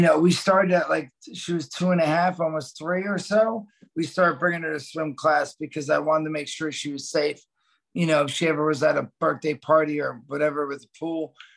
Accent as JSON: {"language": "English", "region": "New Jersey", "country": "United States", "tie": "born or raised there", "said": "my brother, growing up in Jersey, we lived a block from the beach"}